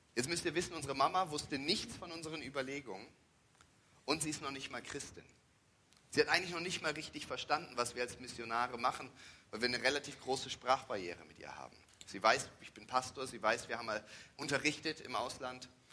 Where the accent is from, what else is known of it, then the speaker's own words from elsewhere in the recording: Germany; moved away as an adult; also born or lived in Thailand; wir sind aus Deutschland